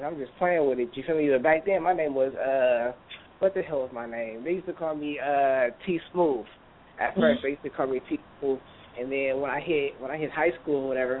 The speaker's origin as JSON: {"language": "English", "town": "San Francisco", "region": "California", "country": "United States", "tie": "born or raised there", "lives_now": "Antioch, United States", "said": "I grew up in Bayview, Hunters Point, and my mom, you know, I live with my mom."}